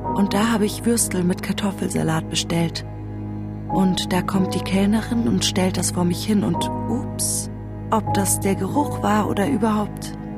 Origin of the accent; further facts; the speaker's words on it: Bavaria, Germany; now in London, United Kingdom; Ich bin eine bayerische jüdische Britin